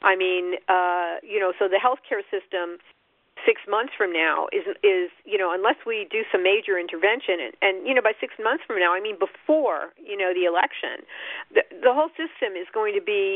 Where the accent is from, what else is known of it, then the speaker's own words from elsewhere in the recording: New York, United States; I'm a New Yorker